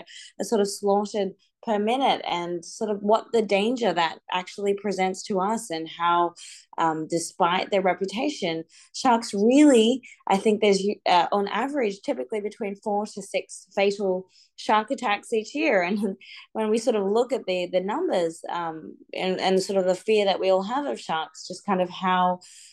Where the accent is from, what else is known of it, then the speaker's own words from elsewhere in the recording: Australia; growing up in Australia